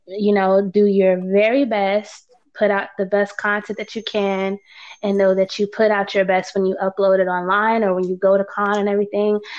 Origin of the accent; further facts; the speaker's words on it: Florida, United States; I grew up in Florida